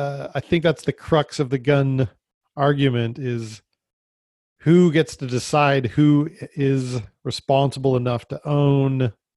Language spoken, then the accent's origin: English; Las Vegas, Nevada, United States; But I came from Vegas, where you could have anything, and you could go out into, it was all Bureau of Land Management